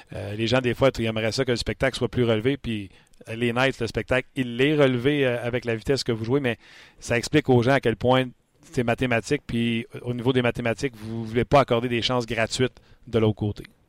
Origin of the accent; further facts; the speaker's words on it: Quebec, Canada; nos Québécois